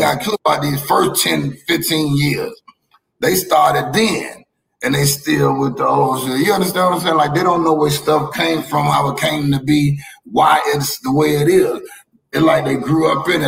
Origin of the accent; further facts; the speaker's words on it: Miami, Florida, United States; I'm a nigga from Miami